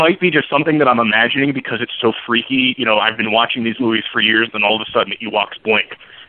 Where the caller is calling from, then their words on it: Ohio, United States; from Ohio.